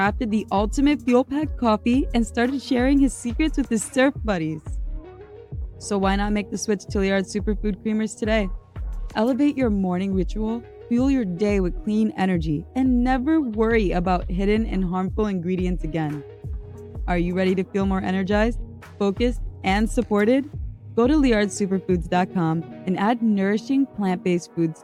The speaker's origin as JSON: {"language": "English", "country": "United States", "said": "I'm an American"}